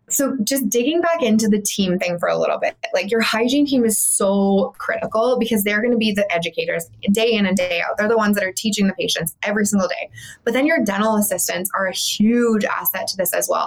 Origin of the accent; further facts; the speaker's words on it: Calgary, Alberta, Canada; moved away as an adult; also born or lived in Bermuda; I was from Calgary. I am from Calgary. Um, and I went to school there